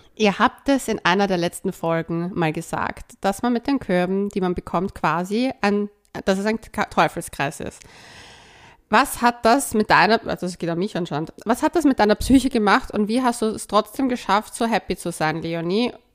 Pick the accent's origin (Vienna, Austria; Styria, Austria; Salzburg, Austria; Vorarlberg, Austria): Vienna, Austria; als Wienerin